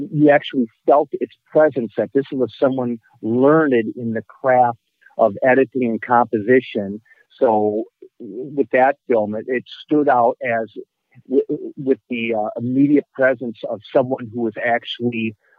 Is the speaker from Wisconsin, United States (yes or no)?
yes; Milwaukee, Wisconsin, United States; I'm actually from Milwaukee and live in Milwaukee.